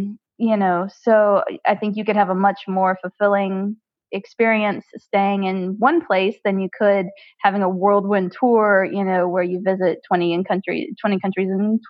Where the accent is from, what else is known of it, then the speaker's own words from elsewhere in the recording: Mobile, Alabama, United States; moved away as an adult; I'm originally from the States. I grew up in Mobile, Alabama in the South. But then I left the States in 1999 to take a job working at Disneyland Paris.